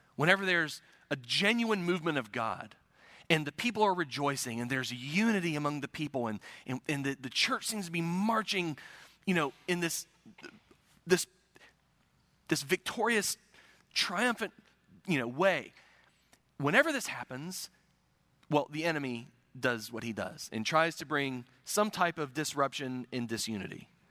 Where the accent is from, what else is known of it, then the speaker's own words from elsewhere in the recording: United States; I'm an American